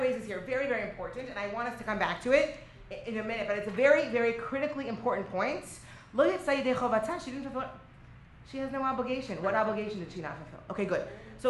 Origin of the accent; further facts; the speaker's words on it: Lod, Central District, Israel; Right, and I'm originally from Israel. I'm originally from Lod, which, by the way, that's not great because I'm the rabbis of the north, and these are the rabbis of the south